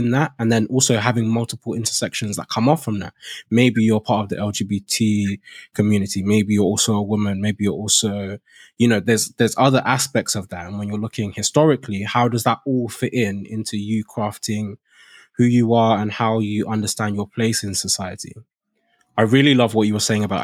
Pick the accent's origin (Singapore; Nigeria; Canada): Nigeria; now in United Kingdom; now that I've come to the UK, now it's like